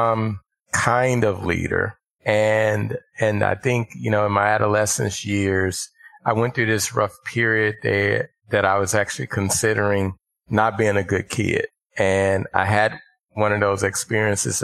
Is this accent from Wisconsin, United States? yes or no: no; Little Rock, Arkansas, United States; I grew up in Little Rock, Arkansas